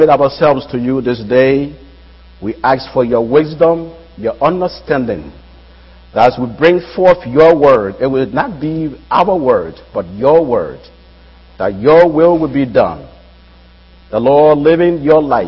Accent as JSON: {"language": "English", "country": "Liberia", "moved": "yes", "lives_now": "United States", "said": "I'm from West Africa, that's Liberia"}